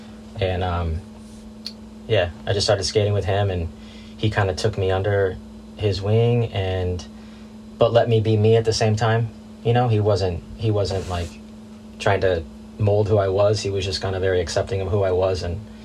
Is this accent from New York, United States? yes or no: no; California, United States; Suburbs of Los Angeles. Just picked it up like everybody else in my neighborhood.